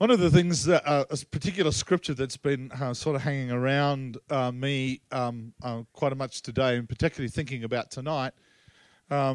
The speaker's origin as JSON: {"language": "English", "country": "Australia", "also_born_or_lived": "Tasmania", "said": "I come from Australia"}